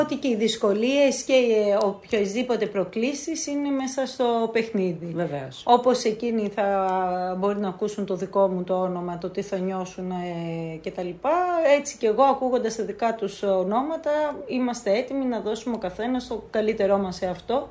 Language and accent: Greek; Lemnos, North Aegean, Greece; τον τόπο μου